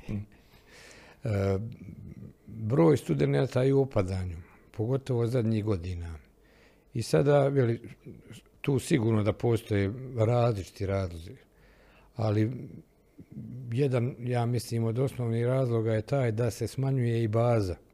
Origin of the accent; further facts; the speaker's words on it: Bosnia & Herzegovina; ovdje kod nas u Bosni i Hercegovini.